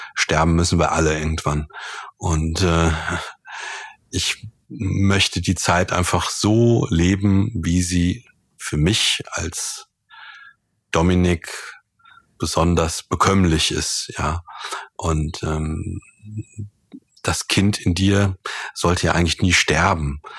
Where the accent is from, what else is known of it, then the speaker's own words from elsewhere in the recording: Germany; hier bei uns in Deutschland